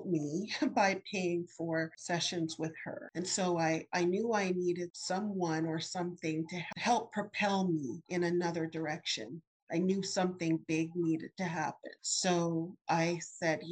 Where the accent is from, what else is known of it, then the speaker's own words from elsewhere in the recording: Leduc, Alberta, Canada; moved away as an adult; also born or lived in California; now in Maryland, United States; We started out in a few small prairie towns, but the majority of the time was in a town called Leduc that's near Edmonton